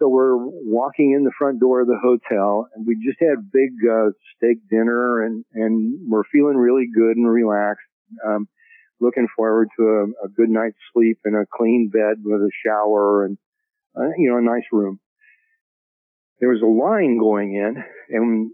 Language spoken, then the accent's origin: English; United States; the way I was living as an American, the way I grew up